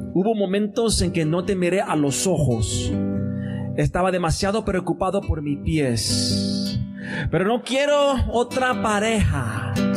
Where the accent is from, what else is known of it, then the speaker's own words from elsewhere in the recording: Chicago, Illinois, United States; no soy nacido y criado en Chicago